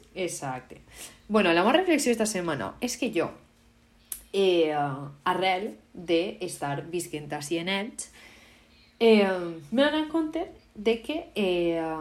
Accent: Valencian Community, Spain; first language Valencian; com a valenciana

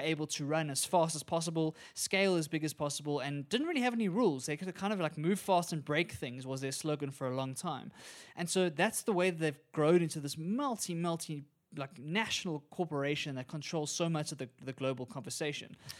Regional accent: South Africa; As a South African

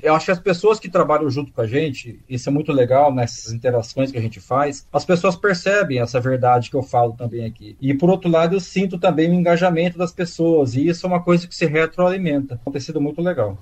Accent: Bauru, São Paulo, Brazil; moved away as an adult; now in Ribeirão Preto, Brazil; na cidade de Bauru, que é onde eu nasci

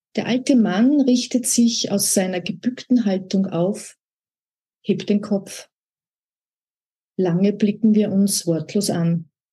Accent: Upper Austria, Austria; moved away; also born or lived in Vienna / Salzkammergut / Alassio, Italy; Ich bin ja aus Oberösterreich

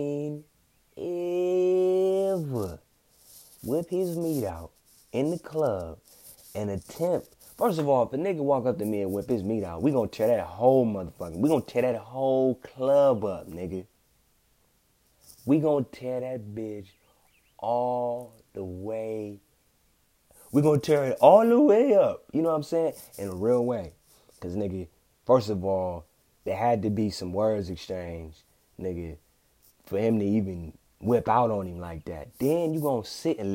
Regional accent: Compton, California, United States; I'm from Compton

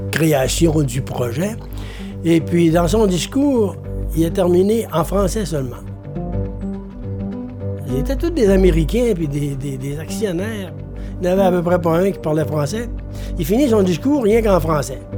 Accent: Baie-Comeau, Quebec, Canada; Je suis natif de Bécomo. Bécomo est né en 1937 officiellement. Et moi, je suis né en 1942, cinq ans plus tard. Alors, Bécomo et moi-même, on a pas mal grandi en même temps.

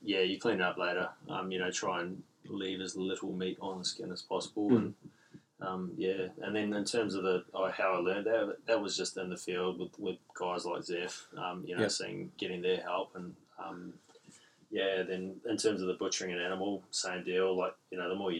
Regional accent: Gisborne, New Zealand; now in Port Hedland, Australia; growing up in Gisborne, East Coast, North Island, NZ

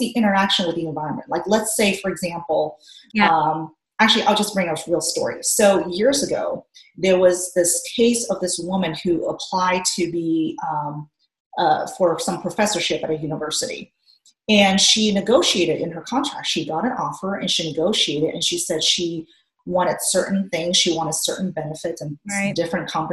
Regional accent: Hungary; moved away; We grew up in Hungary. I did. So our family lived in Hungary for many years.

